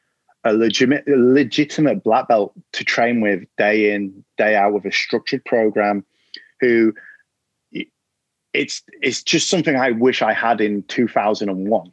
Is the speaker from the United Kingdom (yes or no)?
yes; England, United Kingdom; being an Englishman